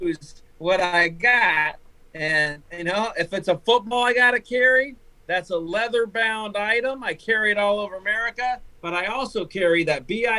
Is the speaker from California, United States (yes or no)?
no; Ohio, United States; also born or lived in Dublin, Ohio; I'm from Ohio. I love my home state